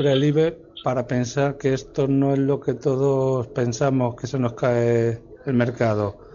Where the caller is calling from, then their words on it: Madrid, Community of Madrid, Spain; de Madrid.